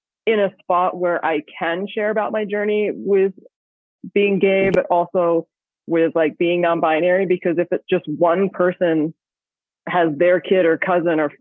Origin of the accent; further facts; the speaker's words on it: Australia; I grew up in Australia